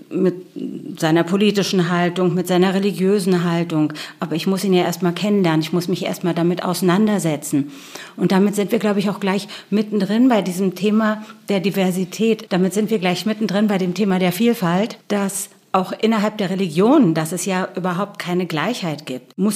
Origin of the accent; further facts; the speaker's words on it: Berlin, Germany; born there; Und als ich gesagt habe, ich bin sogar in Berlin geboren, äh, das konnten die sich gar nicht vorstellen.